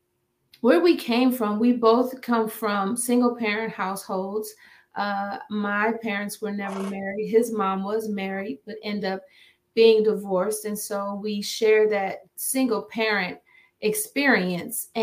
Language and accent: English; Akron, Ohio, United States; moved away as an adult; now in Maryland, United States; I'm originally from Akron, Ohio. I'm a Midwest girl